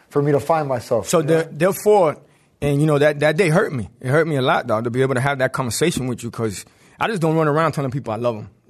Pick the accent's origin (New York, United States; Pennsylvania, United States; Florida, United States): Florida, United States; Miami-Dade; You're right, I'm from Dade, baby.